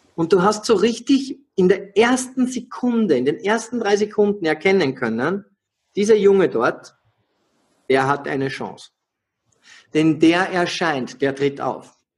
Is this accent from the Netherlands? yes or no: no; Austria; ich bin ein Österreicher